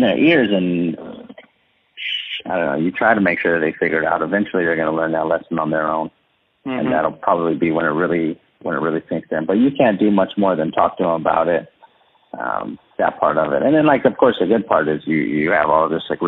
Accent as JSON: {"language": "English", "town": "San Antonio", "region": "Texas", "country": "United States", "said": "I'm from San Antonio"}